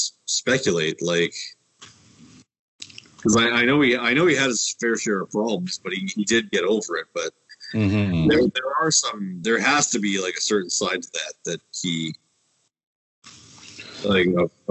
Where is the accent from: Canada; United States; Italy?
Canada; Winnipeg, Manitoba; And we're from Winnipeg, you idiot